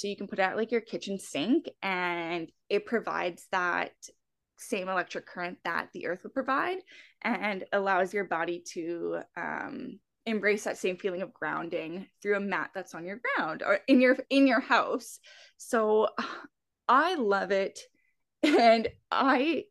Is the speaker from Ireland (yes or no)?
no; Alberta, Canada; I'm from Alberta